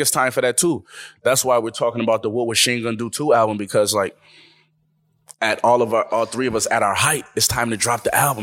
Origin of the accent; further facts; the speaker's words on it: Buffalo, New York, United States; I'm the guy from Buffalo